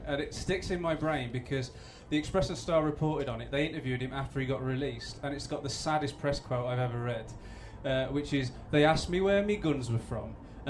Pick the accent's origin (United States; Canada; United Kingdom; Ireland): United Kingdom; Wolverhampton, West Midlands; I'm from Wolverhampton too.